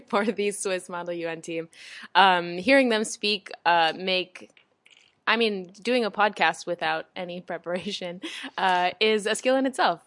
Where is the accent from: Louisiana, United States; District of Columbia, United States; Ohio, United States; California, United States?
District of Columbia, United States; Washington; moved away as an adult; I was born in what, the Washington, D C area